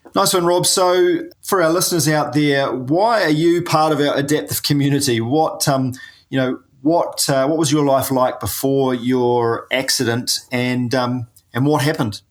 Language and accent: English; New Zealand; I'm a paraplegic from New Zealand